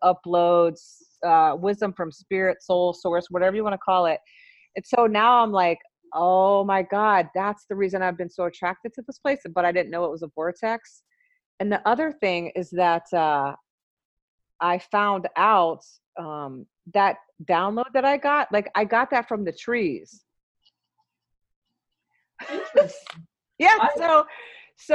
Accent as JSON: {"language": "English", "town": "Memphis", "region": "Tennessee", "country": "United States", "moved": "as an adult", "lives_now": "Minneapolis, United States", "said": "so I'm from Memphis. I moved to Minneapolis in 1998 when I graduated from nursing school"}